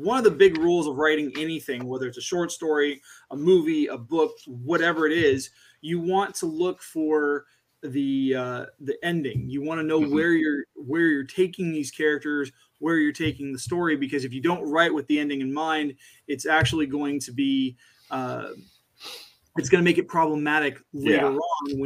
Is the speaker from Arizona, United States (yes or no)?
yes; Arizona, United States; moved away; I grew up in Arizona